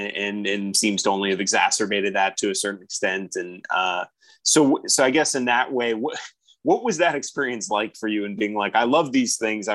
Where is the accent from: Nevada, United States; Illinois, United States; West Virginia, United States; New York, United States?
Nevada, United States; Las Vegas; I'm from Las Vegas, Nevada